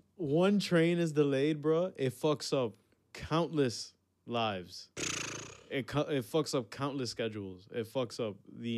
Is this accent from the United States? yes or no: yes; New York City, New York, United States; as a New Yorker